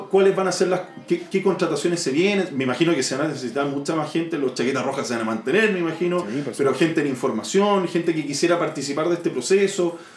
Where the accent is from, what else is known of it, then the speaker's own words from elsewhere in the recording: Chile; Lo primero hay que estar orgulloso como, como chileno o como participante activo